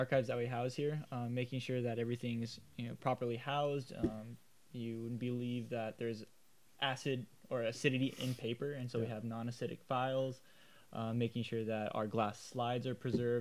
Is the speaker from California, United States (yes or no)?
yes; Whittier, California, United States; I grew up in Whittier my whole life